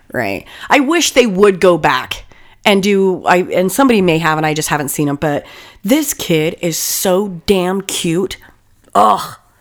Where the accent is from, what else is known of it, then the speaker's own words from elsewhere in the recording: California, United States; we grew up in California